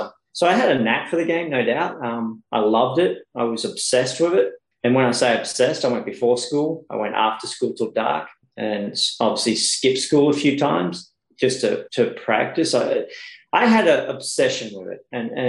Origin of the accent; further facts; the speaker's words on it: Tamworth, New South Wales, Australia; moved away as an adult; now in United States; it wasn't easy growing up in Tamworth.